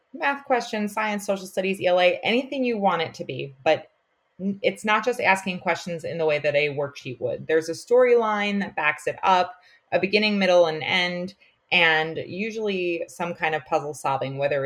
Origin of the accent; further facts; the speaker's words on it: Long Island, New York, United States; accent: Long Island; also born or lived in North Carolina; I taught mostly on Long Island, which is where I'm from. I'm sure you can hear it in my accent.